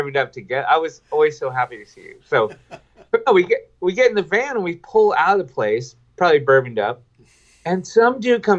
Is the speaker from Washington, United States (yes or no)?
yes; Washington, United States; also born or lived in Camano Island, Washington; we're from Washington State